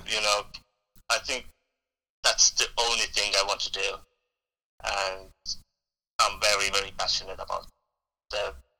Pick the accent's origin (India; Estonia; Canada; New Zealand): Estonia; now in United Kingdom; Then I joined the local drama group in Estonia. That's where I'm from. I'm from Estonia.